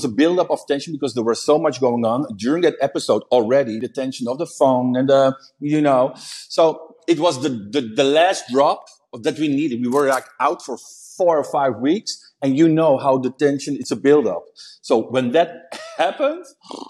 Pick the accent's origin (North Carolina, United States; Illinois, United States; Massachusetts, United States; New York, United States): Illinois, United States; Chicago; Yes, bitch, I'm from Chicago.